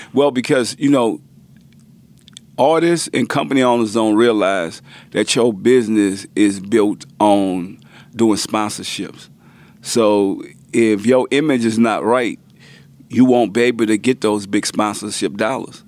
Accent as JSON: {"language": "English", "town": "New Orleans", "region": "Louisiana", "country": "United States", "also_born_or_lived": "Richmond / Houston", "said": "we come from New Orleans, like the hurricane town"}